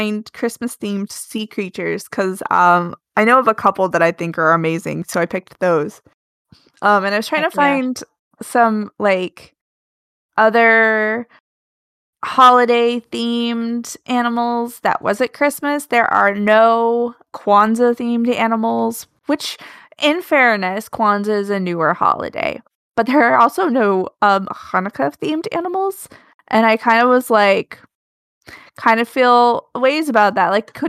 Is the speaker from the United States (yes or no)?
yes; Alaska, United States; I grew up in Alaska.